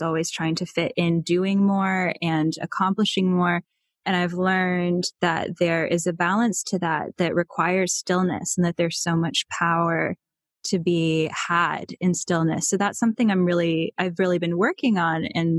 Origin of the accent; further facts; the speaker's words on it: Charlottesville, Virginia, United States; born there; So I was born in Charlottesville, Virginia. And my family moved around a few times as I was growing up because of my dad's work.